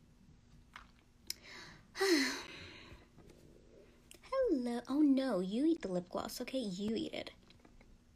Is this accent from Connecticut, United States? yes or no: no; Yonkers, New York, United States; I was born in New York, specifically in Westchester, which is Yonkers